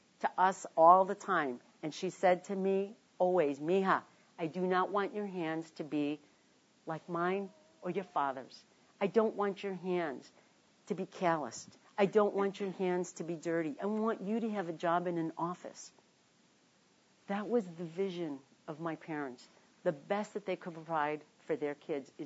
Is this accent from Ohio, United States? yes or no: no; Chicago, Illinois, United States; moved away; also born or lived in Washington; I was born in Chicago, on the south side of Chicago, in a working-class neighborhood named Bridgeport